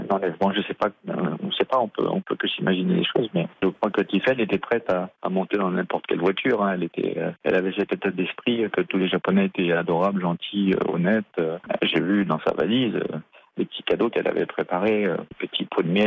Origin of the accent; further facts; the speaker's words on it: France; now in Japan; en tant que Français